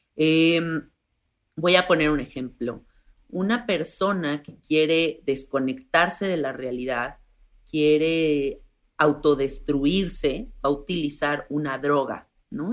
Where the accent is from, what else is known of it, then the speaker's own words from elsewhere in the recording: Mexico; soy una mujer de 34 años, soy mexicana